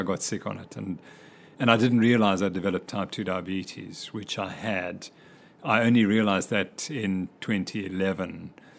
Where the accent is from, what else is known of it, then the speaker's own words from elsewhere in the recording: Cape Town, Western Cape, South Africa; moved away; also born or lived in Zimbabwe / United States; we moved down to Cape Town when I was very young. And so I did all my schooling in Cape Town.